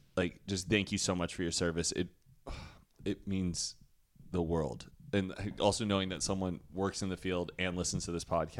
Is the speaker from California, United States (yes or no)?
no; Texas, United States; moved away; And I'm like, me too?